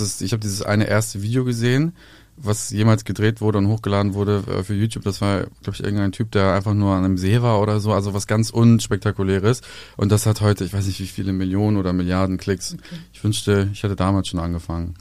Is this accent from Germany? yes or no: no; Serbia; bei uns in Serbien